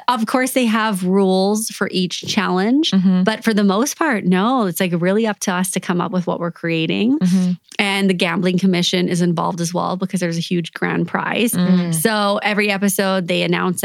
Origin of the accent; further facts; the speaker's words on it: Canada; I'm Canadian